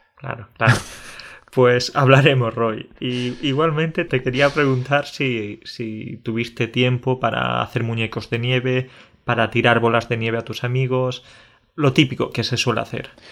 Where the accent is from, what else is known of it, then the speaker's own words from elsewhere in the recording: Jaén, Andalusia, Spain; moved away as an adult; now in Poland; yo soy del sur de España, en Andalucía